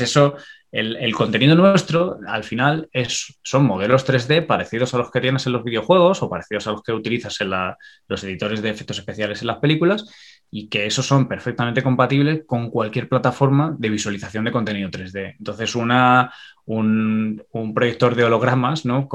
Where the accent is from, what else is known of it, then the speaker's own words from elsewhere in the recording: Extremadura, Spain; moved away as an adult; now in Ireland; yo soy extremeño